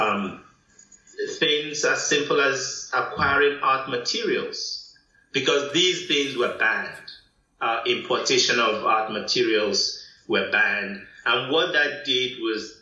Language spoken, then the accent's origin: English; Nigeria; moved away as an adult; also born or lived in Tampa / Atlanta, United States / State College, United States; now in Princeton, United States; growing up in Nigeria at that time meant being able to make do with little